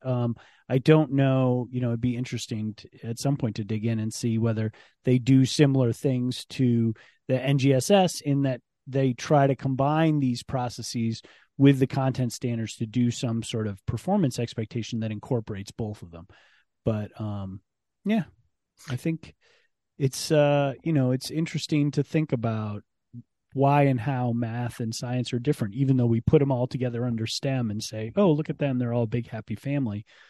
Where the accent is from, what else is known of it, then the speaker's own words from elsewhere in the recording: Ann Arbor, Michigan, United States; moved away; also born or lived in Penn State; I grew up in Ann Arbor as a Michigan football person.